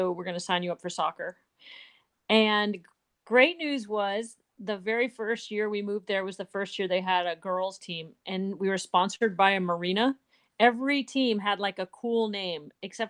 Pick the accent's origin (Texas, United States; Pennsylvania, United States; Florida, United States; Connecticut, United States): Florida, United States; Tarpon Springs; also born or lived in Fayetteville, North Carolina; I grew up in Tarpon Springs, Florida, which if you don't know Tarpon Springs, it's like a total like Greek town. A lot of Greek immigrants lived there.